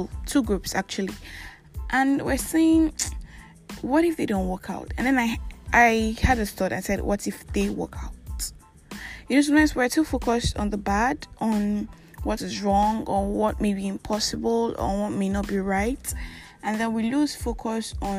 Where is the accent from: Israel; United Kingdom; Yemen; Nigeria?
Nigeria; I'm that Nigerian Christian alcoholic